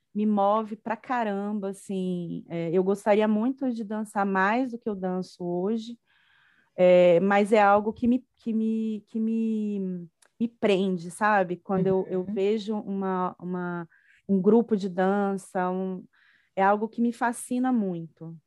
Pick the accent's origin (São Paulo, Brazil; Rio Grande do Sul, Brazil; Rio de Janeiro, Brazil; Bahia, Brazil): Bahia, Brazil; Salvador; moved away as an adult; now in Brasília, Brazil; Eu sou uma baiana, né? Sou de Salvador, mas vim estudar aqui na UNB